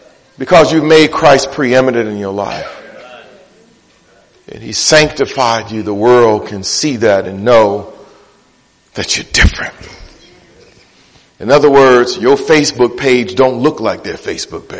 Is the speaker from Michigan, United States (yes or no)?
yes; Detroit, Michigan, United States; I'm from Detroit